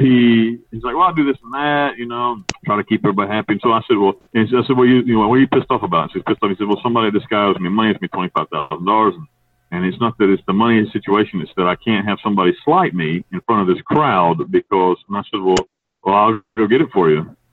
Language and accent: English; North Carolina, United States; moved away as an adult; now in Panama; I grew up in the United States. I grew up in North Carolina in the mountains